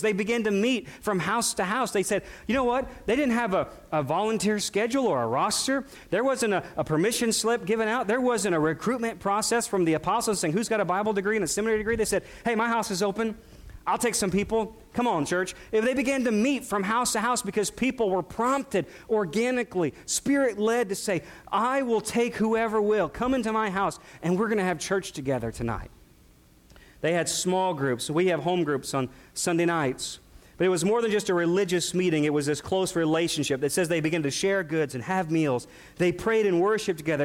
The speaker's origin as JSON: {"language": "English", "area": "near St. Louis", "region": "Missouri", "country": "United States", "tie": "born or raised there", "said": "We, we grew up near St. Louis"}